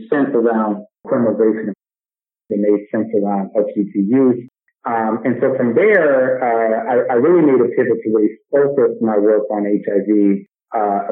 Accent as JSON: {"language": "English", "town": "Cleveland", "region": "Ohio", "country": "United States", "tie": "born or raised there", "moved": "as an adult", "lives_now": "New York City, United States", "said": "I moved to New York 20 years ago from Cleveland, Ohio, my hometown."}